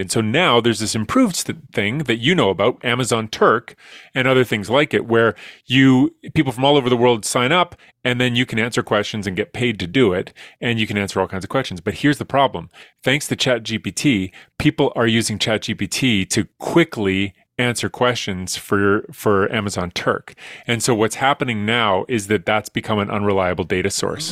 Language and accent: English; Edmonton, Alberta, Canada; I'm from Edmonton